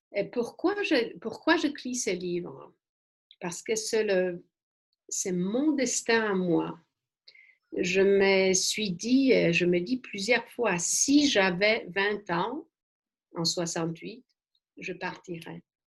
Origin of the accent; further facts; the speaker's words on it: Warsaw, Masovian Voivodeship, Poland; French is a second language; moved away; je suis née à Varsovie.